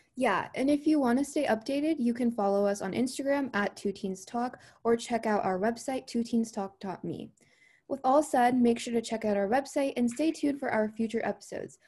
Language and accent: English; Maryland, United States; I am from Maryland in the U S.